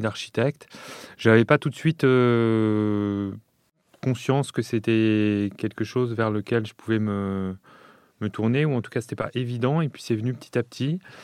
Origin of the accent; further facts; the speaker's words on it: Lyon, Auvergne-Rhône-Alpes, France; j'ai grandi euh, à Lyon